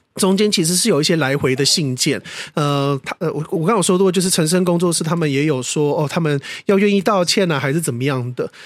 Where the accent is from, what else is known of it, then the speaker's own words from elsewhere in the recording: Taiwan; 可是台湾就没有这种东西